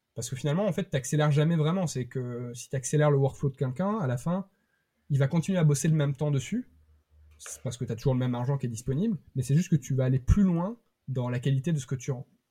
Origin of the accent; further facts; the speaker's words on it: Bergerac, Nouvelle-Aquitaine, France; now in Rennes, France; je, viens du sud-ouest, je viens de Bergerac